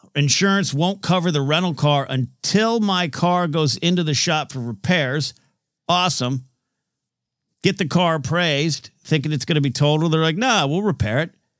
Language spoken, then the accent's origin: English; Grover Beach, California, United States; in my hometown area, there's a city called Grover Beach